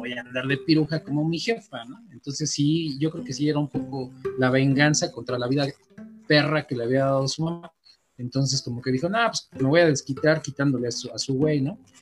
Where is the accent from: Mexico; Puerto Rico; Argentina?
Mexico; also born or lived in Gustavo A. Madero, Mexico City; hay que apoyarnos como mexicanos